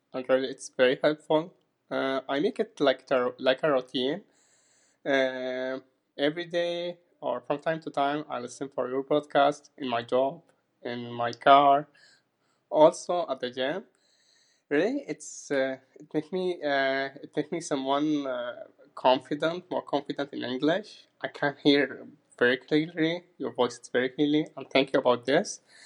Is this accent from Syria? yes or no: yes; Syria; English is a second language; now in Saudi Arabia; I'm Syrian, but I live in Saudi Arabia